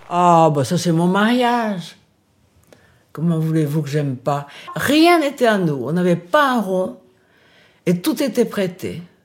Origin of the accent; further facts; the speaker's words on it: Paris, Île-de-France, France; also born or lived in Brazil / England; Je suis née au Brésil. Elle euh, s'est mariée quand j'avais 4 ans avec un Français, donc nous sommes venus à Paris vivre.